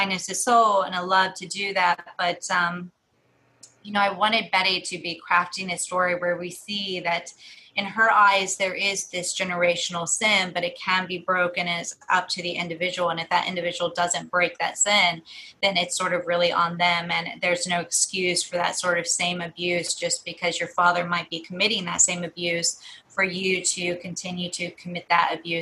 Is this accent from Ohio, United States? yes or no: yes; Southern Ohio, United States; when I was growing up in Southern Ohio in the 90s